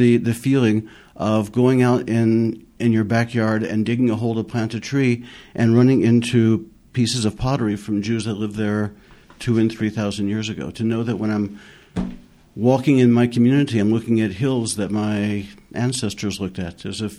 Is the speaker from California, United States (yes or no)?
no; Kentucky, United States; moved away as an adult; also born or lived in Jerusalem, Israel; now in Shiloh, Israel; I was born and raised in Kentucky